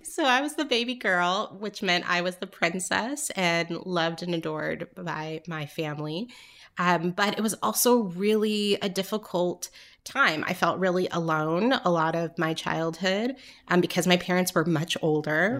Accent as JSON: {"language": "English", "area": "Orange County", "region": "Southern California", "country": "United States", "tie": "born or raised there", "also_born_or_lived": "New York", "moved": "yes", "lives_now": "Atlanta, United States", "said": "I grew up in California"}